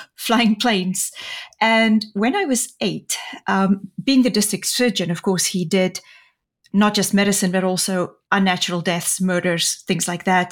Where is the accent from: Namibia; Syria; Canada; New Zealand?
Namibia; moved away; I grew up in Namibia, the country just north of the Republic of South Africa